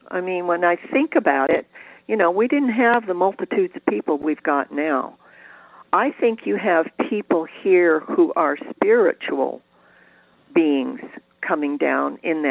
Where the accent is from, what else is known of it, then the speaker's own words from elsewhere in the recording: Cleveland, Ohio, United States; moved away as an adult; also born or lived in California; growing up in Cleveland, Ohio, you didn't have many choices